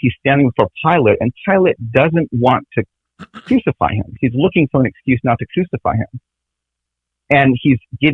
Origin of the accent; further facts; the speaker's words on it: Navajo Nation, United States; It's one of the original clans of our Navajo people.